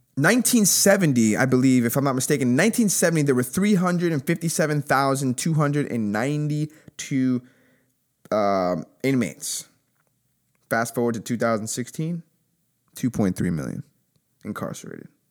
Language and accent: English; United States; We are all Americans